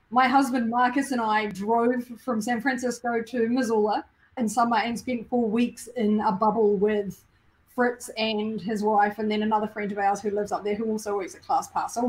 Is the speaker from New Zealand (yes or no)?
yes; New Zealand; moved away; I'm from New Zealand